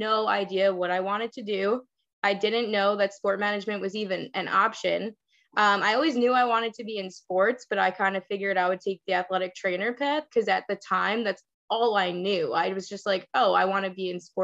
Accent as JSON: {"language": "English", "area": "Long Island", "region": "New York", "country": "United States", "also_born_or_lived": "Queens, New York", "said": "I'm from Long Island, New York. I currently reside in Queens"}